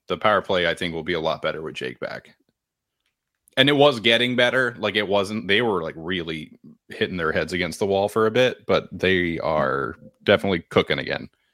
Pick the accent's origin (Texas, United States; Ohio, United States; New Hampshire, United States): New Hampshire, United States; I'm from New Hampshire, that's how we celebrate hockey goals